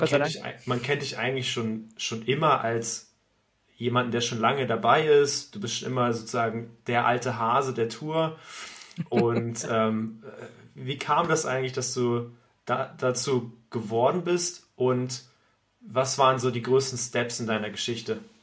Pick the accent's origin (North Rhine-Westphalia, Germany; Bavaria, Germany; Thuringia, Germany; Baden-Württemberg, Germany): Thuringia, Germany; now in Lübeck, Germany; ich komme vom Dorf aus Thüringen